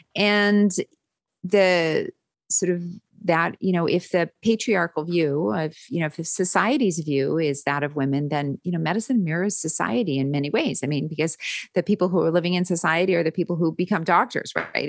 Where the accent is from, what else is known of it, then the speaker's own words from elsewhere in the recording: Winnipeg, Manitoba, Canada; moved away as an adult; also born or lived in London, Ontario; now in United States; I'm from Winnipeg originally, and I trained in London, Ontario, and I've been in the States since, uh, nineteen ninety-five.